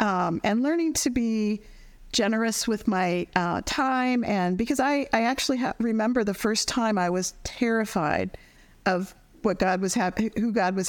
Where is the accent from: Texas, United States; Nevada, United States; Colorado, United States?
Colorado, United States; now in Washington, D.C., United States; I grew up in Colorado